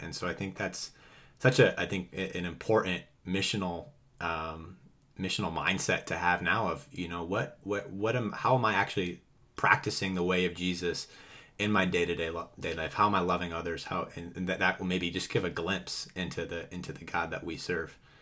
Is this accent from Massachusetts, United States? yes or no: yes; Boston, Massachusetts, United States; growing up in Massachusetts myself.